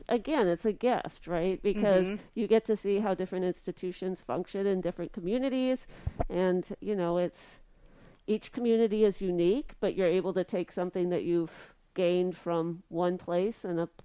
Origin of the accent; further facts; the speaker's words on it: Colorado Springs, Colorado, United States; also born or lived in Richmond, Indiana / Highland Heights, Kentucky / Ellensburg, Washington; now in Menomonie, United States; I've lived all over. I grew up in Colorado Springs. That's where my parents still live. And I've made my way around the country really professionally.